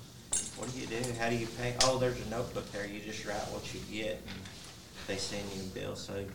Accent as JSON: {"language": "English", "region": "Texas", "country": "United States", "said": "I came from Texas up there the first time"}